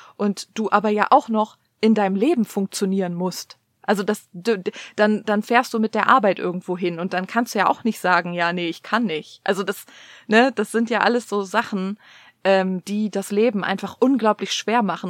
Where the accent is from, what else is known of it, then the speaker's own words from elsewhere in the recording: Cologne, North Rhine-Westphalia, Germany; also born or lived in East Germany (GDR); ich bin halt in einer, in einem Kölner Vorort groß geworden